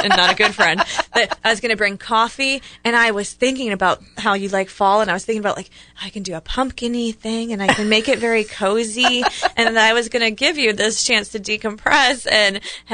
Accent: Ohio, United States; moved away; growing up in Ohio, fall is like hay rides

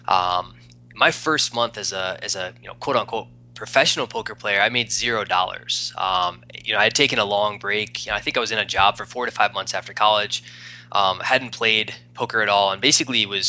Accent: East Coast, United States; moved away as an adult; also born or lived in Arizona; I'm from the East Coast, moved out to Arizona to do real estate

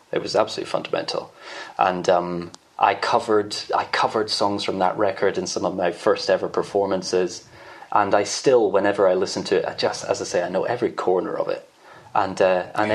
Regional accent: Edinburgh, Scotland, United Kingdom; I'm from Edinburgh.

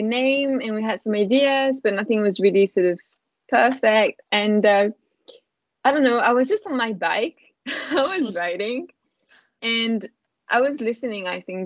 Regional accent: France; accent: French; English is a second language; moved away as an adult; now in London, United Kingdom; I'm from France, as you can probably tell with my beautiful accent. And I've been living in London for 5 years now

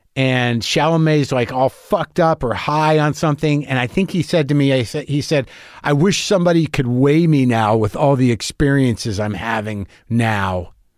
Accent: New Mexico, United States; also born or lived in New Jersey; I moved away when I was, you know, seven, seven or eight years old. I grew up in New Mexico

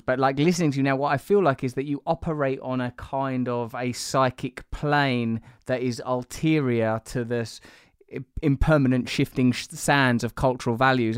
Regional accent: England, United Kingdom; as an English person

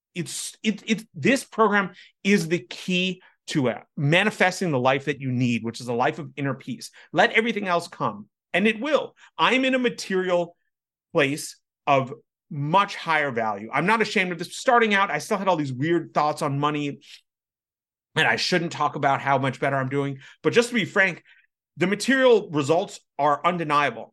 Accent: United States

